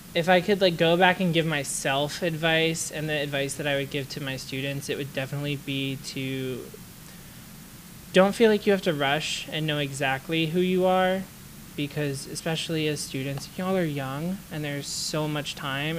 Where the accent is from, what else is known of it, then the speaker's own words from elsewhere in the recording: the South, United States; growing up in the South and going to a religious school